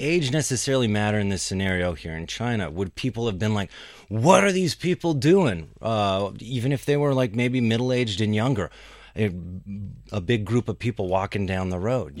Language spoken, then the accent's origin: English; Pakistan; I'm from Pakistan.